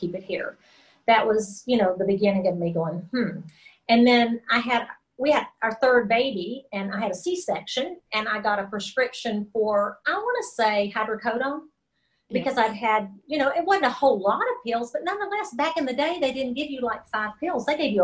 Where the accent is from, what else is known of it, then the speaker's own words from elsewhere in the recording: Texas, United States; I grew up in Texas